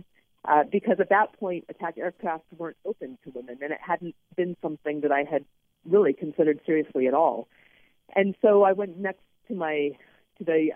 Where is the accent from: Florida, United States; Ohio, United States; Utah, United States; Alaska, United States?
Alaska, United States; I grew up in Alaska